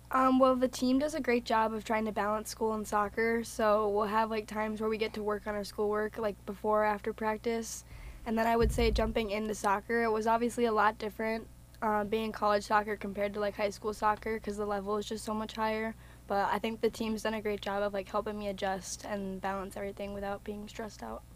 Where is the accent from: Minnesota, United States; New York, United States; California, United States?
Minnesota, United States; Lakeville; I'm from Lakeville, Minnesota, so it's about an hour and a half away.